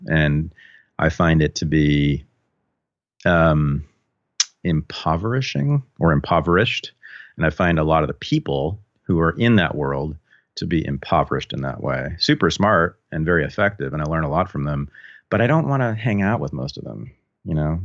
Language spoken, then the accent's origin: English; Berkeley, California, United States; growing up in Berkeley, you're sort of around thinkers all the time